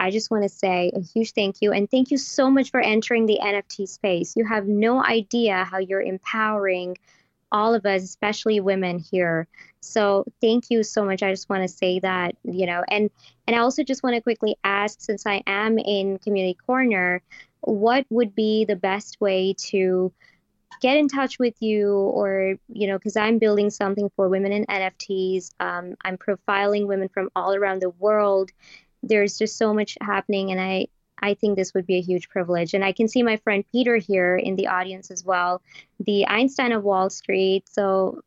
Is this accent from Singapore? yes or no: no; Pakistan; now in Toronto, Canada; I live in Toronto, but I'm from Pakistan